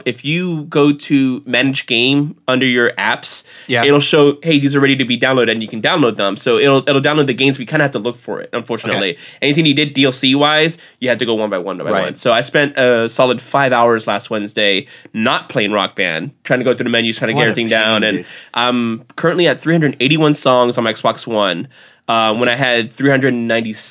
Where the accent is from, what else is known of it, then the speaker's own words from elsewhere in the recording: Texas, United States; I'm from Texas